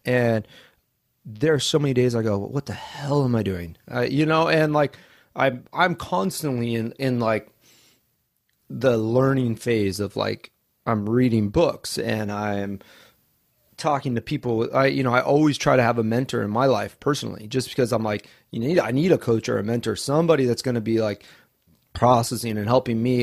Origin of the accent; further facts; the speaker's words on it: Coeur d'Alene, Idaho, United States; moved away as an adult; also born or lived in Southern California; now in Maui, United States; I grew up in Coeur d'Alene, Idaho.